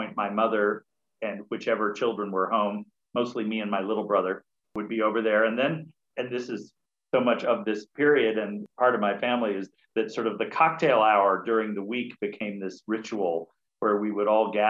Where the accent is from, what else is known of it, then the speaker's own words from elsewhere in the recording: Syracuse, New York, United States; moved away as an adult; now in New York City, United States; I was born and raised in Syracuse, New York